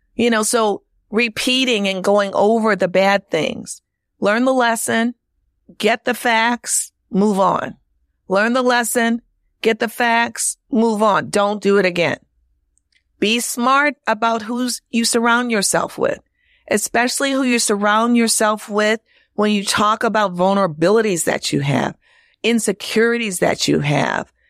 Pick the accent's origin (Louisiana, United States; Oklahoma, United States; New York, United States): Louisiana, United States; New Orleans; moved away; also born or lived in Chicago; my hometown of New Orleans